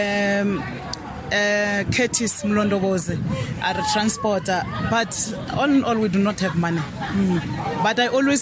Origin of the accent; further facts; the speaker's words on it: South Africa; whatever I've done in my own country